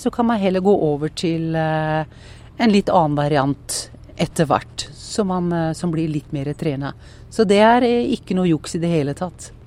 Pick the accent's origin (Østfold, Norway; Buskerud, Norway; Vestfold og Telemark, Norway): Vestfold og Telemark, Norway; Porsgrunn; also born or lived in Skien; jeg er oppvokst mellom eh, Porsgrunn og Skien eh, på eh, Tollnes.